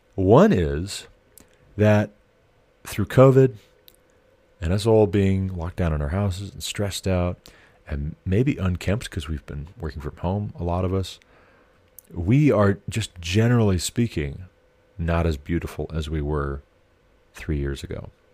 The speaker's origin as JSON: {"language": "English", "country": "United States", "said": "I am an American"}